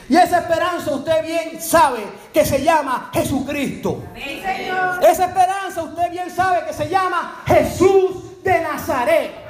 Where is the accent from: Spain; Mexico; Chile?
Spain; me imagino que inglés tiene otro acento, pero yo soy español.